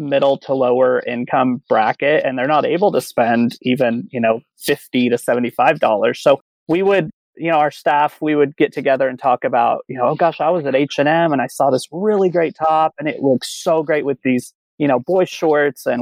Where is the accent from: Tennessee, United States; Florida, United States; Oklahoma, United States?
Oklahoma, United States; Oklahoma City; now in Dallas, United States; I am originally from Oklahoma City, and now I'm in Dallas, Texas.